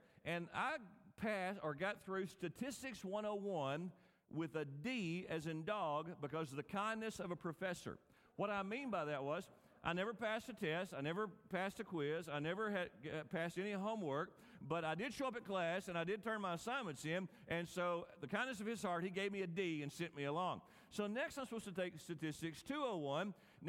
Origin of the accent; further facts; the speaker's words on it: West Kentucky, United States; I grew up in West Kentucky near Barkley Lake. My first summer job when I was 15 years old, was I worked at a marina.